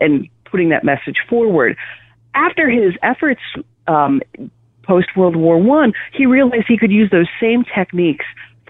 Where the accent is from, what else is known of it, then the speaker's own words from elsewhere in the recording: Wisconsin, United States; growing up in Wisconsin, Canada light, as we usually like to say. We grew up with these recipes